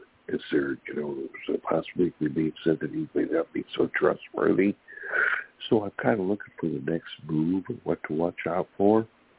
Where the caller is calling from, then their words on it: California, United States; from California.